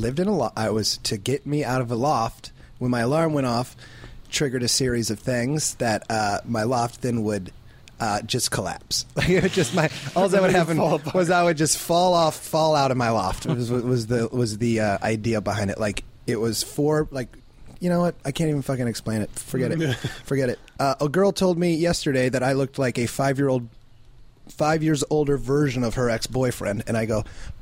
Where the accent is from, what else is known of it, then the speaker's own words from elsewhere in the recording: Iowa, United States; I'm visiting from Iowa.